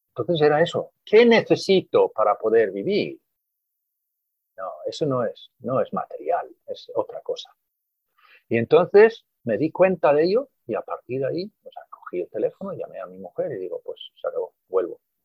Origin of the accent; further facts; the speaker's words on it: Sweden; now in Spain; volver a mi país de origen